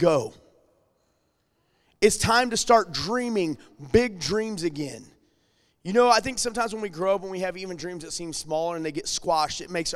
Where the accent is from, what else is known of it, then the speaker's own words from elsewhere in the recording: Alton, Illinois, United States; moved away as an adult; now in St. Charles County, United States; whenever we moved from Alton over to St. Charles County